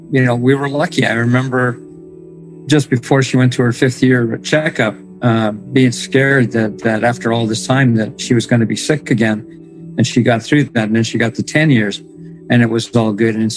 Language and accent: English; Morden, Manitoba, Canada; I'm from Morden, Manitoba.